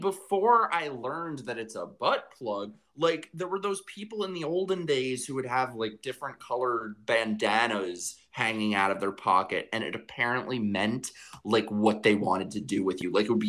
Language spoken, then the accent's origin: English; New York, United States